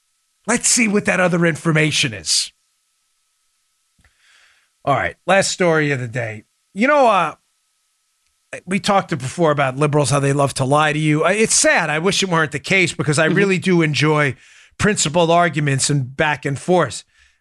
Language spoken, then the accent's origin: English; Maryland, United States; also born or lived in New York; But living in and growing up in New York and Maryland, and spending a lot of my adult life in Maryland, very liberal states